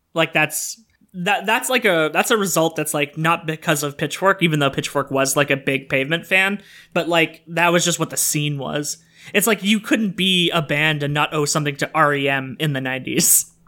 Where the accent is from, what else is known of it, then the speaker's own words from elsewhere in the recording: Sudbury, Ontario, Canada; Sudbury, which is my hometown of one hundred fifty thousand people.